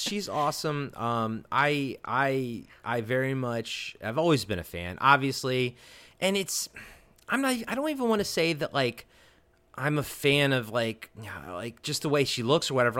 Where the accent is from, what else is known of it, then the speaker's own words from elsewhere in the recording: Baltimore, Maryland, United States; Mister Baltimore himself, my hometown